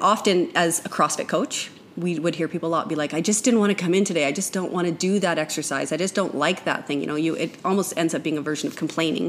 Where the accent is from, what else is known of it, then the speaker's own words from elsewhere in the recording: Canada; now in United States; I am a Canadian